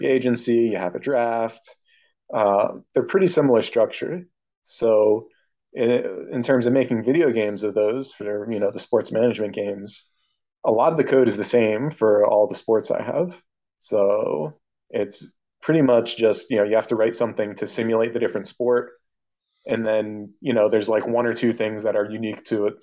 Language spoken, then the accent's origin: English; United States; I'm an American